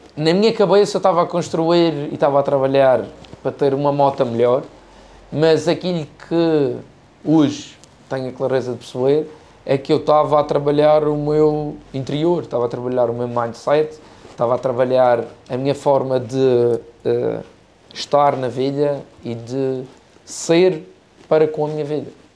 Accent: Madeira, Portugal; also born or lived in United States

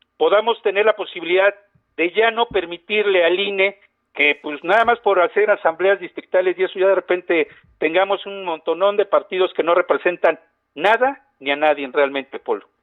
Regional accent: Puebla, Mexico; vivimos en Puebla de toda nuestra vida, que somos poblanos

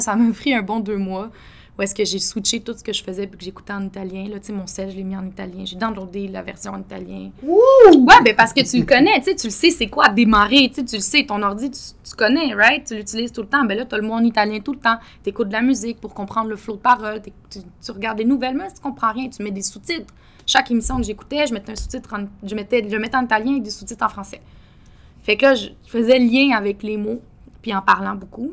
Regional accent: Quebec City, Quebec, Canada; moved away as an adult; also born or lived in Toronto; now in Montreal, Canada; j'ai grandi, euh, grandi à Québec avec mes parents

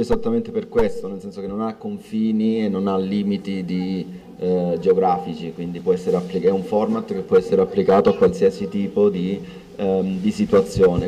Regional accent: Palmi, Calabria, Italy; moved away; io sono nato in provincia di Reggio Calabria

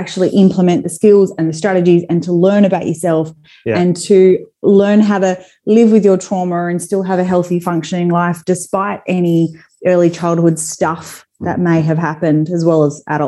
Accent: Perth, Western Australia, Australia; moved away as an adult; now in Sydney, Australia; I'm originally from Perth, so I live in Sydney now.

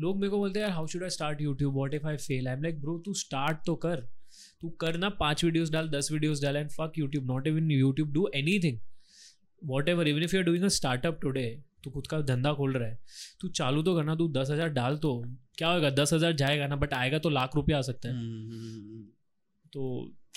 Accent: Rajasthan, India; I am from Rajasthan ठीक है तो राजस्थान में मेरा जो गाँव है ना

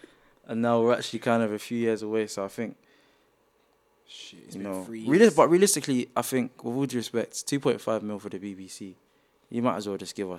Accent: United Kingdom; and being a British athlete, like, knowing a lot of the people that were competing

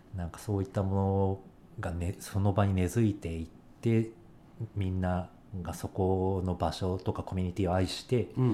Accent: Sendai, Miyagi, Japan; moved away; 俺 は仙台の仙台駅とかがかなり最寄りの辺だったから、うん、高校であの辺にいた時に

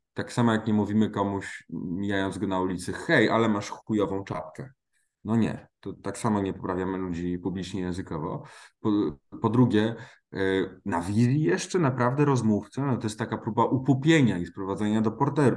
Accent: Silesian Voivodeship, Poland; jestem ze Śląska

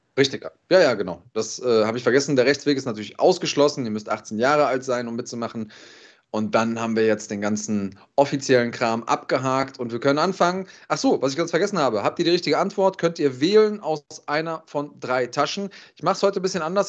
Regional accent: Germany; bei uns in Deutschland

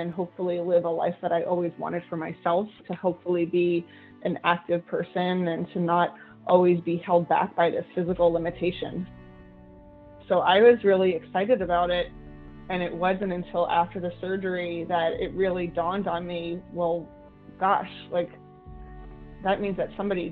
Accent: New Jersey, United States; I grew up in New Jersey

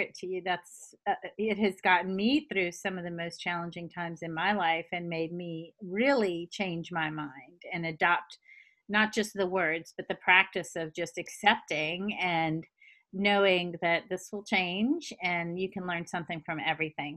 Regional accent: the South, United States; I'm a good Southern woman

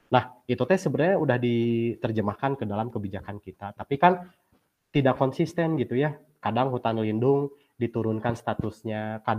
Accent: West Java, Indonesia; apakah konsepsi ideal terhadap lingkungan itu menurut saya sebagai orang Sunda itu dulu seperti apa sih?

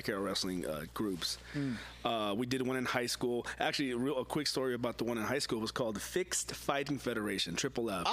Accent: Fremont, California, United States; I'm from the Newark, Fremont area

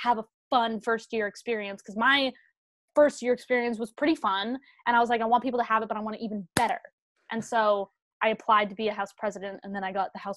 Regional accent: Canada; moved away as an adult; now in Los Angeles, United States; we're Canadian, but we all have like family green cards

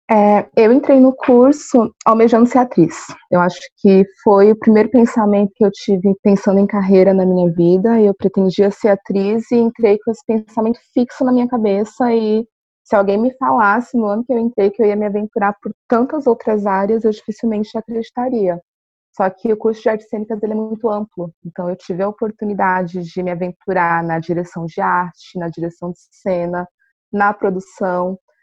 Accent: São Paulo, Brazil; now in Florianópolis, Brazil; Eu também vim de outra cidade, eu sou de São Paulo, então, no meu caso, eu vim para uma cidade menor, aqui em Floripa

